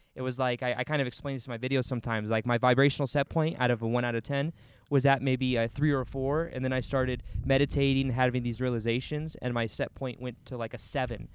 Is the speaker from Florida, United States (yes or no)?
no; Las Vegas, Nevada, United States; I was born and raised in Las Vegas